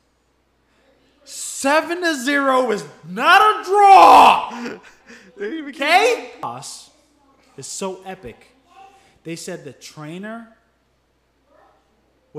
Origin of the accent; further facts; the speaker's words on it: United States; Me as an American